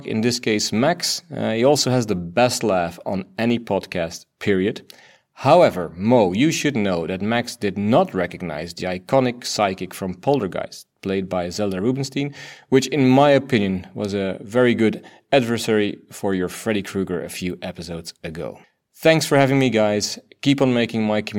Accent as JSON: {"language": "English", "country": "Belgium", "first_language": "Dutch", "second_language": "English", "said": "I'm from Belgium"}